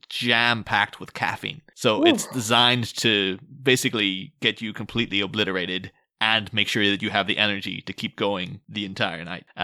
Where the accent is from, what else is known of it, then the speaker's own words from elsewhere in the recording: Scotland, United Kingdom; The thing Terry would have been going for if he lived in my hometown was a thing called Buckfast, which is a Scottish drink.